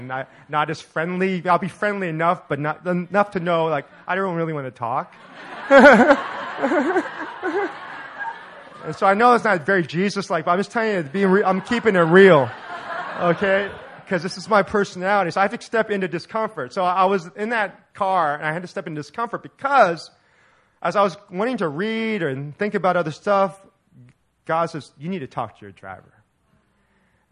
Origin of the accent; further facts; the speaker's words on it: Orange County, California, United States; I'm from Orange County